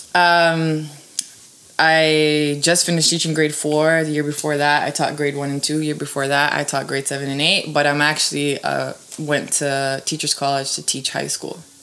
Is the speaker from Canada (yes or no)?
yes; Toronto, Ontario, Canada; born or raised there; also born or lived in Serbia